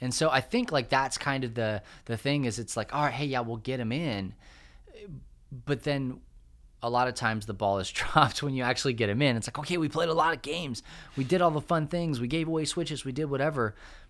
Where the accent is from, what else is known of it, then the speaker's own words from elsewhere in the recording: Clovis, New Mexico, United States; And I grew up in Clovis, New Mexico, which there is nothing to write home about Clovis, New Mexico.